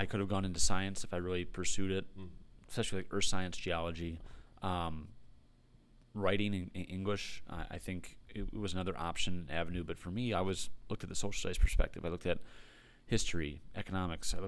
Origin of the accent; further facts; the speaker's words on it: Pinckney, Michigan, United States; I grew up in Pinckney, was a Pinckney grad, 2006